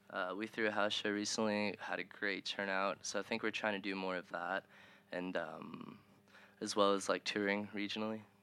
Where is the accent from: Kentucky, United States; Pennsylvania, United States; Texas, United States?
Kentucky, United States; Owensboro; now in Louisville, United States; I'm from Owensboro.